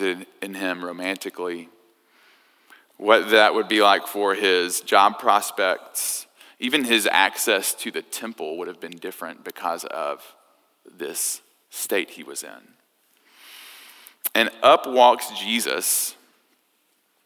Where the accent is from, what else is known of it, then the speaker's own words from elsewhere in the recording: United States; us Americans